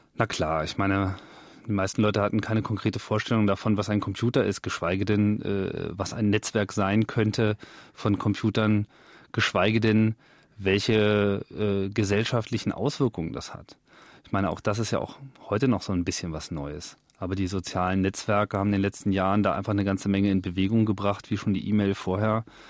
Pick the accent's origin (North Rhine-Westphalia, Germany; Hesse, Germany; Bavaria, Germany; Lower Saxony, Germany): Lower Saxony, Germany; Hanover; in meinem Heimatort Hannover